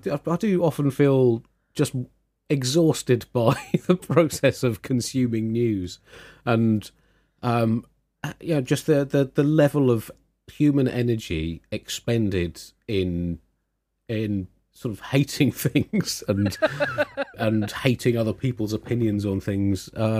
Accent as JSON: {"language": "English", "town": "Tunbridge Wells", "region": "South East England", "country": "United Kingdom", "tie": "born or raised there", "said": "there's a prominent broadsheet newspaper in this country that I grew up with living in Tunbridge Wells."}